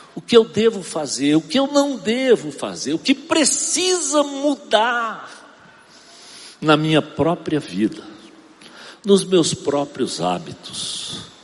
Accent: Arcoverde, Pernambuco, Brazil; moved away; Eu sou de Arco Verde, Pernambuco.

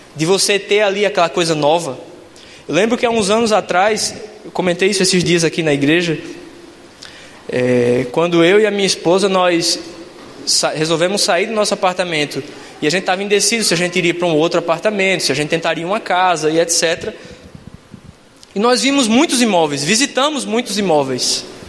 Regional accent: João Pessoa, Paraíba, Brazil; moved away as an adult; now in South of Brazil, Brazil; moro aqui no Sul já faz 12 anos e eu vou visitá-los lá na minha cidade, em João Pessoa

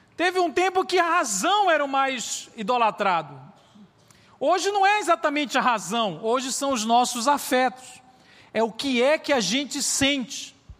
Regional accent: Belém, Pará, Brazil; now in Belo Horizonte, Brazil; Eu moro em BH, mas eu sou natural lá de Belém do Pará

